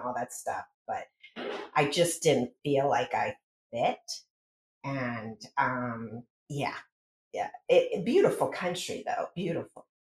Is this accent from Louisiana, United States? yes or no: no; rural town in middle Pennsylvania, United States; moved away as an adult; also born or lived in New York City; out in a rural town in Pennsylvania, the middle of five kids with two pseudo adults at the helm